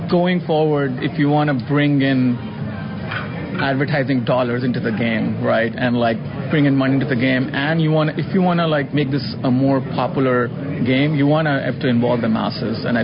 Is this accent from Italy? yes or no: no; India; now in United States; I'm an Indian. I was born in India